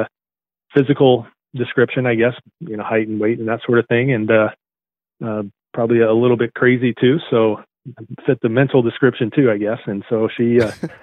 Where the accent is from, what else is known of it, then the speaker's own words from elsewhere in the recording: central Nebraska, United States; I grew up in central Nebraska